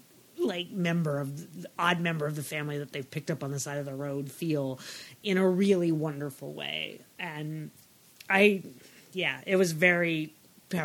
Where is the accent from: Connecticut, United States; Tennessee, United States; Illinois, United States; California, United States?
California, United States; I'm from California